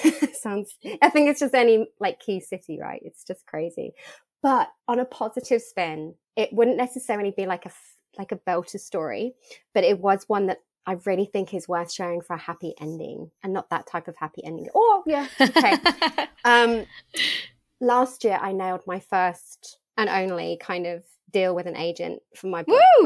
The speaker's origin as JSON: {"language": "English", "country": "United Kingdom", "tie": "born or raised there", "also_born_or_lived": "Australia", "moved": "as an adult"}